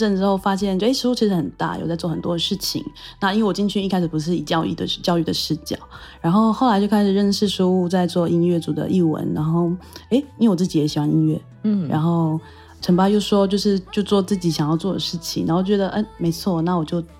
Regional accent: Taitung County, Taiwan; 我是台东人。

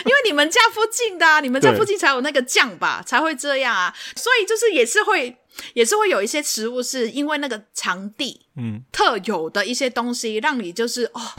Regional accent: Hong Kong; 我们香港都是吃泰国米的

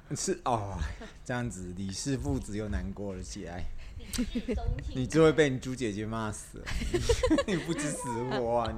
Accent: Taiwan; 我们台湾人

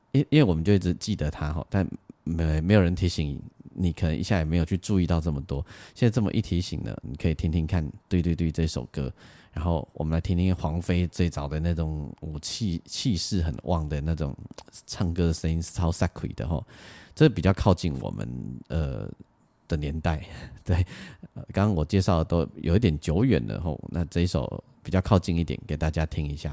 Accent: Lukang, Changhua County, Taiwan; 我小时候住在鹿港

